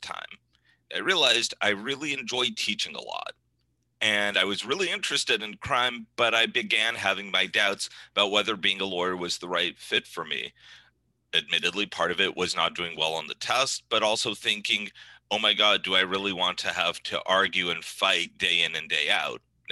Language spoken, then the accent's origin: English; Northern California, United States; moved away as an adult; also born or lived in New England; I grew up in Northern California